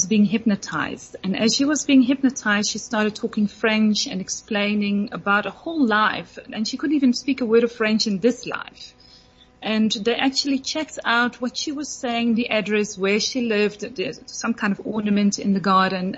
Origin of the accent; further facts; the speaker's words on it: Netherlands; I'm from Holland